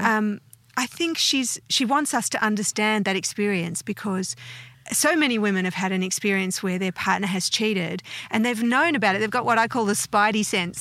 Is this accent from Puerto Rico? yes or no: no; Australia; also born or lived in United States; I have never thought of myself as anything other than Australian.